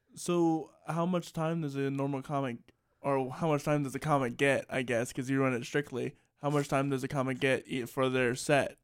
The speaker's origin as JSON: {"language": "English", "town": "Salisbury", "region": "Maryland", "country": "United States", "said": "being from Salisbury, Maryland"}